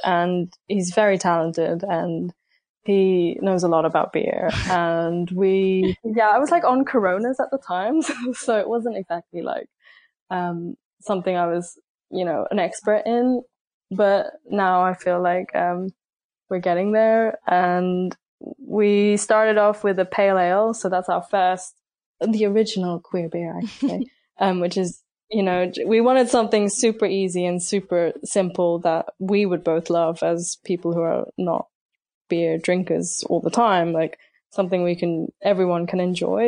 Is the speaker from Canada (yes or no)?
no; United Kingdom; I lived basically in a very small town just outside of London and it was not exactly like a cultural hub